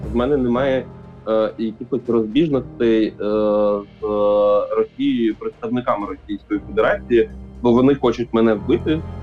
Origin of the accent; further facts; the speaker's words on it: Ukraine; Я як українець